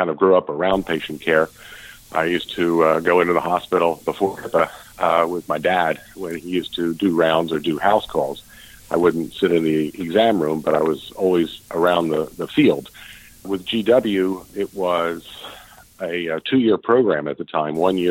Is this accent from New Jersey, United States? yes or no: yes; outside of Philadelphia, New Jersey, United States; I grew up outside of Philadelphia in New Jersey